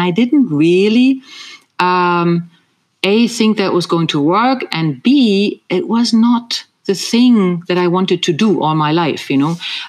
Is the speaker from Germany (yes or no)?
yes; East Germany, Germany; moved away as an adult; now in Ireland; I was born and raised in East Germany.